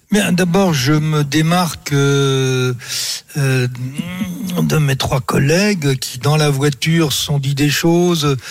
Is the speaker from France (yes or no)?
yes; Breton, Brittany, France; je suis breton